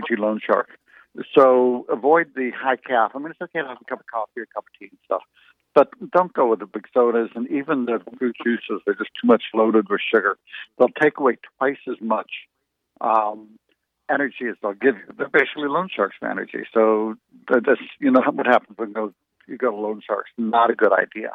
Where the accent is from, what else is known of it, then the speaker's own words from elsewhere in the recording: United States; we grew up in the United States